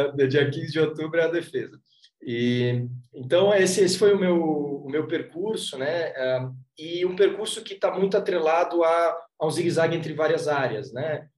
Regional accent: Florianópolis, Santa Catarina, Brazil; Eu, eu sou de Floripa

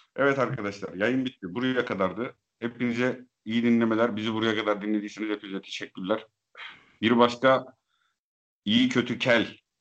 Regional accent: Eastern Black Sea, Turkey

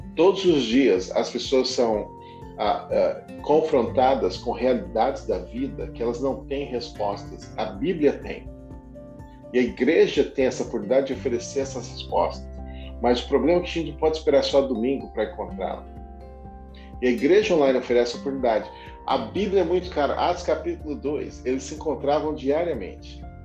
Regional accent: Brazil; moved away; Eu era do tempo, crescendo no Brasil, dos embaixadores do rei

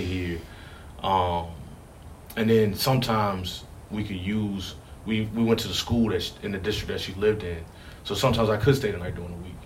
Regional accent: Richmond, Virginia, United States; also born or lived in Hanover County, Virginia; my first like home memories are uh, the West End, like Rosewood Avenue, right behind City Stadium

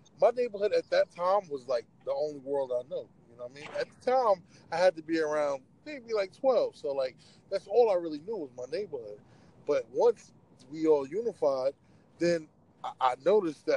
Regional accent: New York City, New York, United States; also born or lived in Far Rockaway, Queens / Jamaica, Queens; I moved from Far Rockaway, Queens to Jamaica, Queens.

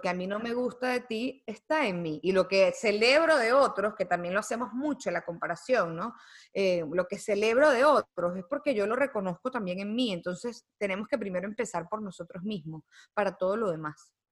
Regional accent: Venezuela; moved away; also born or lived in United States; yo nací en Estados Unidos. Yo no nací en Venezuela. Eh, yo soy venezolana por mis papás, pero yo crecí allá

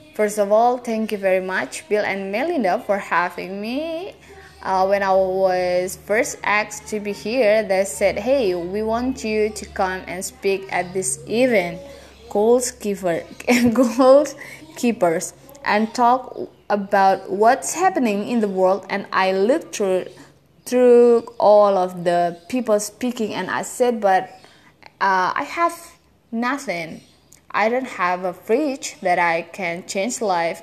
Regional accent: South Africa; I grew up in South Africa during a time known as uh, apartheid

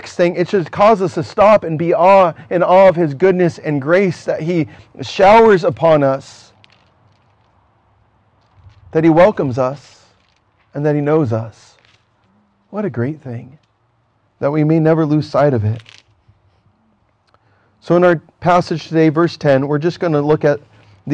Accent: United States; where I'm from as an American

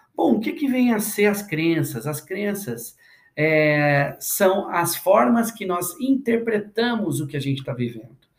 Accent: interior of Minas Gerais, Brazil; moved away as an adult; now in São Paulo, Brazil; Eu sou do interior de Minas e eu cresci ouvindo a minha mãe

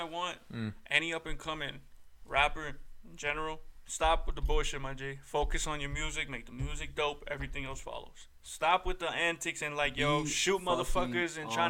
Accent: Atlanta, Georgia, United States

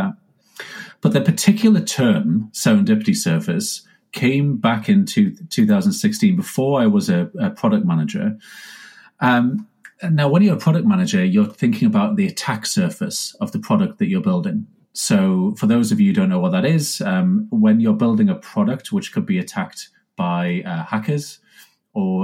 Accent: United Kingdom; Now, I'm British, so I'm not like, you know, Californian

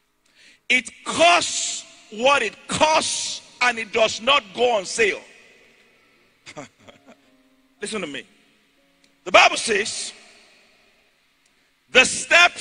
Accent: Ijebu, Ogun State, Nigeria; moved away; I'm from Ijebu in Nigeria.

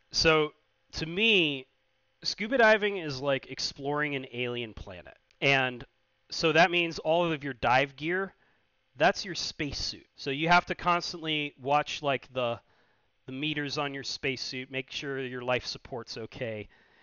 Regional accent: Chesapeake Bay, United States; So, growing up in the Chesapeake Bay, obviously, I saw more than a few red tides.

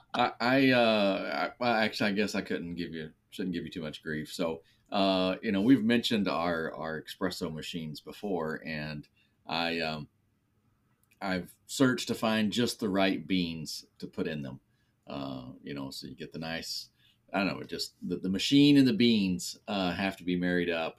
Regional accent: West Texas, United States; growing up in West Texas

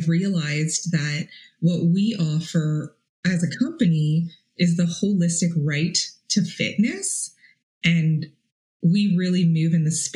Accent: Toronto, Ontario, Canada; moved away as an adult; also born or lived in Ottawa; I was 18 years old and I moved to Ottawa from Toronto

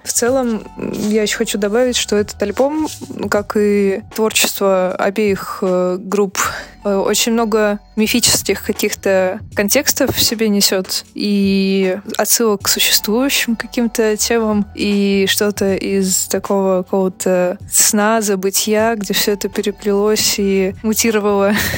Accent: Krasnoyarsk, Krasnoyarsk Krai, Russia; я тоже из Красноярска, как и он.

